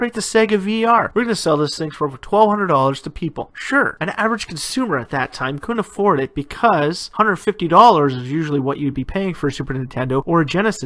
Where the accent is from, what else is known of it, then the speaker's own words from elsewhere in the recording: Canada; my home country of Canada